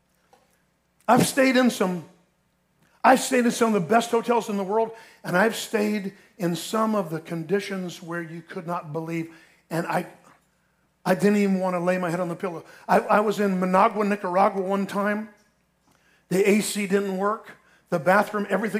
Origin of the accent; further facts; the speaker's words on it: Ocala, Florida, United States; I'm from Ocala